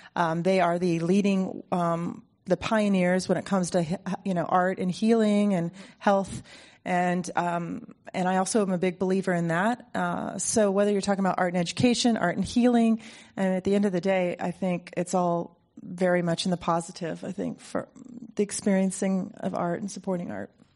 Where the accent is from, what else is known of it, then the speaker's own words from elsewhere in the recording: Ohio, United States; now in Mill Valley, United States; I grew up in Ohio in a place that was completely devoid of culture